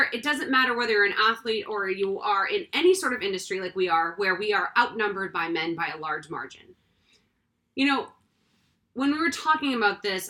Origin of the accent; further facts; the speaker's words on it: Massachusetts, United States; we come from Massachusetts. My mom is from Weymouth, Massachusetts.